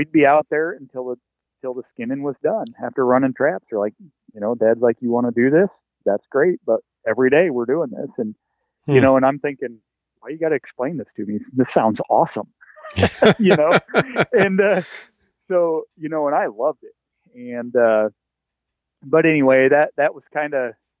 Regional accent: North Central Iowa, United States; moved away as an adult; also born or lived in Nebraska / Wyoming / Kansas; now in near Des Moines, United States; I grew up in North Central Iowa

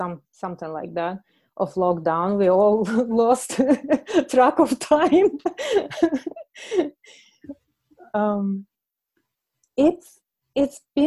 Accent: Russia; English is a second language; moved away; I'm from Russia, so when I was a child

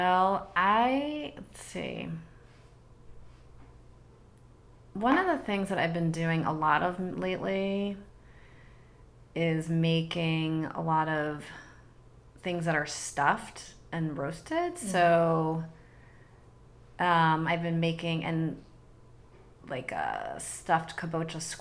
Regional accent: East Coast, United States; I grew up on the East Coast

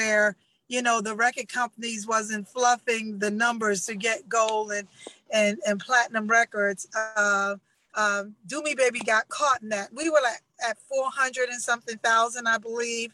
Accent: New York City, New York, United States; I'm from Queens

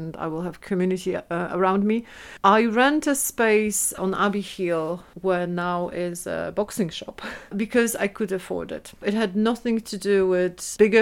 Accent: Szczecin, West Pomeranian Voivodeship, Poland; English is a second language; moved away as an adult; now in Edinburgh, United Kingdom; in Szczecin, in my hometown.

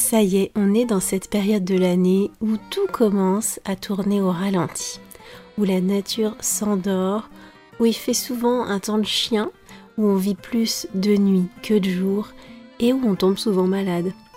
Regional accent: France

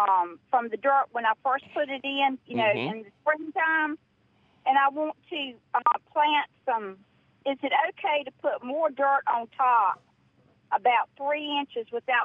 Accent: Eastern North Carolina, United States; I'm from Eastern North Carolina.

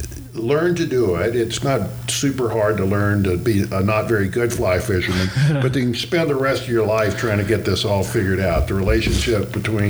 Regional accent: New Orleans, Louisiana, United States; moved away; I grew up in the South in New Orleans

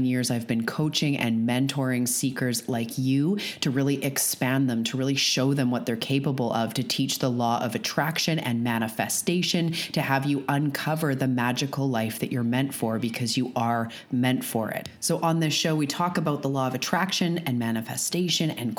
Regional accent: Canada; I'm a Canadian

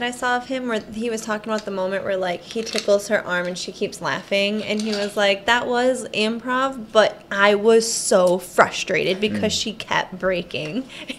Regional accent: Michigan, United States; Okay, so I grew up in Michigan

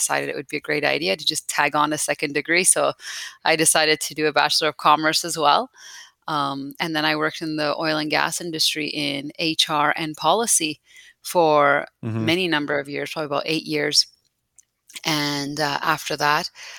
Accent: Calgary, Alberta, Canada; also born or lived in Tehran, Iran / Italy; I've been here since I was about 9 years old, grown up most of my life here in Calgary. So Canada is home to me.

